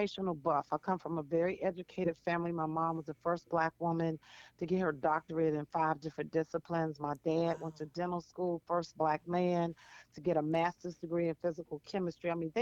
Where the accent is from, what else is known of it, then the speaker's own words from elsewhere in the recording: Washington, District of Columbia, United States; also born or lived in North Carolina; I'm from Washington, D.C. Used to be the chocolate town, but it's not like that anymore. Mm. Born and raised here